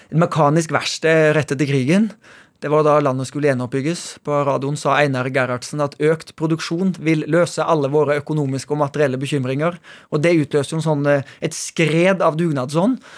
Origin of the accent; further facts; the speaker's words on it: Haugesund, Rogaland, Norway; now in Oslo, Norway; vi er jo egentlig fra Haugesund, der også selskapet stammer fra